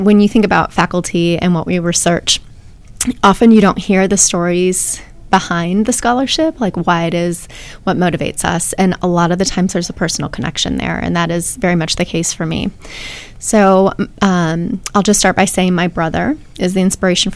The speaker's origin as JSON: {"language": "English", "region": "Wisconsin", "country": "United States", "also_born_or_lived": "Austin, Texas", "moved": "as an adult", "lives_now": "Athens, Ohio, United States", "said": "I am originally from Wisconsin, so big Packer fan, big cheesehead, and lived in Wisconsin all the way through my undergraduate degrees"}